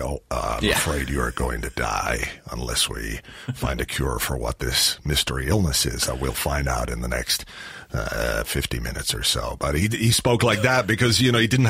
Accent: Dublin, Leinster, Ireland; also born or lived in Yorkshire; when I came back to Ireland from the UK, I was 10 years of age

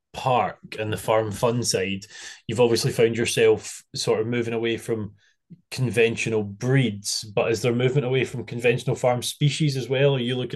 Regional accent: Arran, Scotland, United Kingdom; moved away; I'm from Arran, so... When I was back for summer last year, I had a bit of a shot and I absolutely loved it.

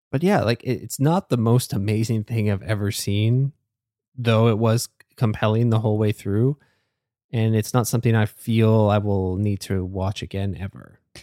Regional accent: Canada; as a Canadian

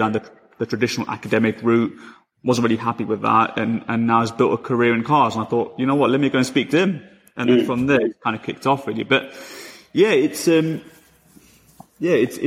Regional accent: London, United Kingdom; I'm from London

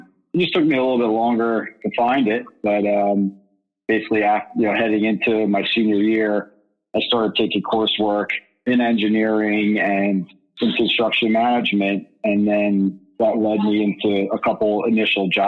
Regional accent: Philadelphia, Pennsylvania, United States; also born or lived in New York City; now in Philadelphia, United States; I'm from Philadelphia

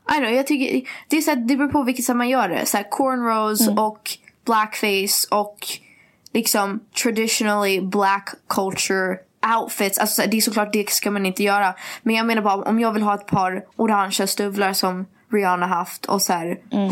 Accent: Sweden; Att jag är svensk

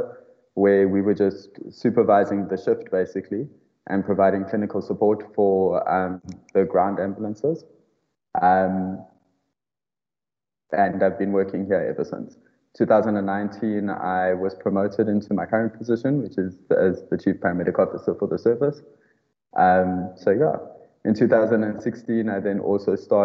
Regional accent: South Africa; moved away as an adult; now in Saudi Arabia; I'm a South African and South African trained paramedic

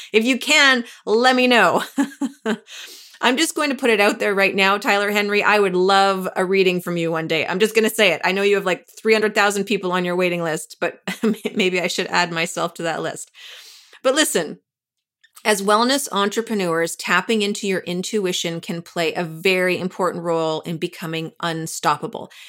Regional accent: Canada; now in New York, United States; I'm from Canada

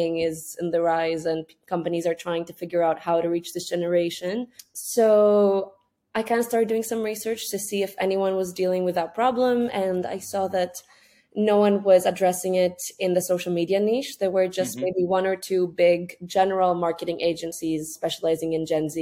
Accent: Greece; moved away as an adult; also born or lived in Scotland; I'm from Greece. And at that point, I had just gone back home due to COVID from studying in the UK.

